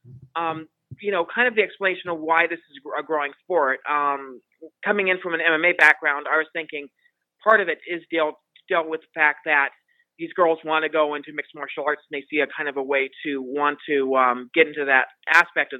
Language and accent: English; Montana, United States; now in Las Vegas, United States; I'm originally from Montana